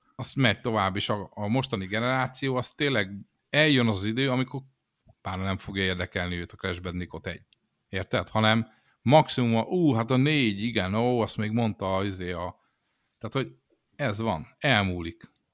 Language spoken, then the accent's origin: Hungarian; Szeged, Csongrád-Csanád, Hungary; a Szegeden a Gutenberg utcába velünk szembe egy szódagyár volt